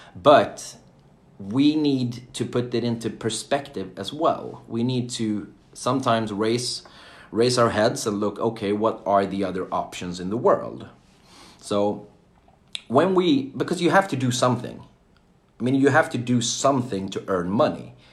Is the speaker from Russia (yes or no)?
no; Jönköping, Jönköping County, Sweden; I'm from Sweden I was born and raised in a small town called Jönköping